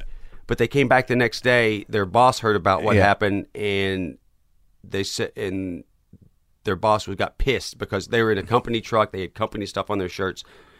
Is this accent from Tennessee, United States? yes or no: yes; Knoxville, Tennessee, United States; South Knoxville, Tennessee.